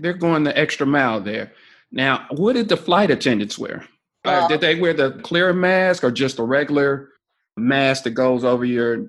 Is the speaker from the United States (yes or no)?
yes; Dayton, Ohio, United States; Well, I'm from Dayton, Ohio, so I say pop.